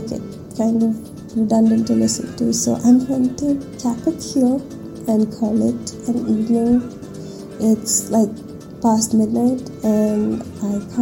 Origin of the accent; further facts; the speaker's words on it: Bangalore, Karnataka, India; I was born and brought up in Bangalore